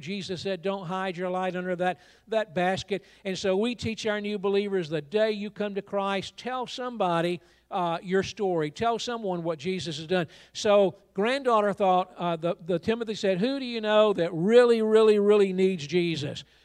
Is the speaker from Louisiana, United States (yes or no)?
no; Georgia, United States; now in Raleigh, United States; I live in North Carolina, Raleigh, but I'm from Georgia